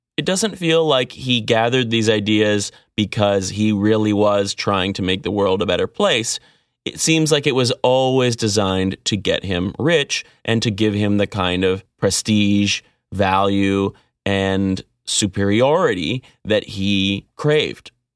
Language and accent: English; Vancouver, British Columbia, Canada; I grew up in Vancouver.